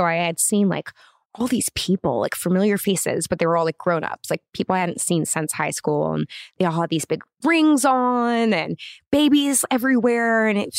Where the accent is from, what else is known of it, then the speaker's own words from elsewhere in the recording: Los Angeles, California, United States; Yeah, in the Valley.